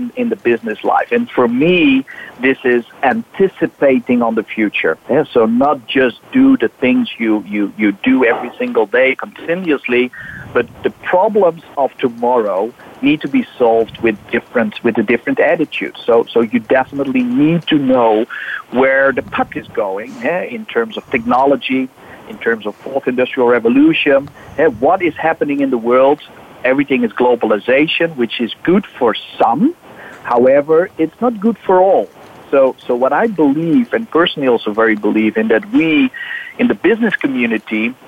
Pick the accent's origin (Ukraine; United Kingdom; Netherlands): Netherlands; I'm from the Netherlands.